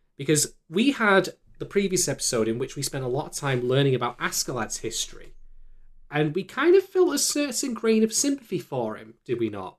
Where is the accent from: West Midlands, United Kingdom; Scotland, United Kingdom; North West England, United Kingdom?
North West England, United Kingdom; Manchester; my hometown